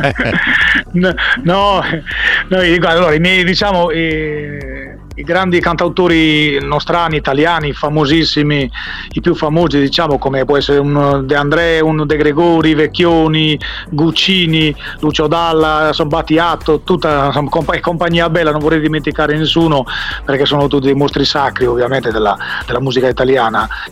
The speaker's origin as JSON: {"language": "Italian", "town": "Bitti", "region": "Sardinia", "country": "Italy", "moved": "as an adult", "lives_now": "Berlin, Germany", "said": "sono stato appunto di, di, di Bitti, un paese del centro, del centro Sardegna"}